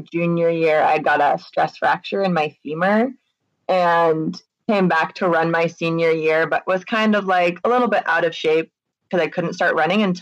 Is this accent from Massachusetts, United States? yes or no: yes; Hopkinton, Massachusetts, United States; moved away; my hometown is where that marathon starts